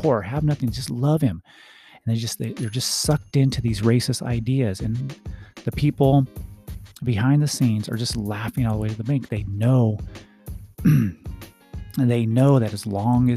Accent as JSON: {"language": "English", "country": "United States", "tie": "born or raised there", "said": "I'm an American. I was born in this country."}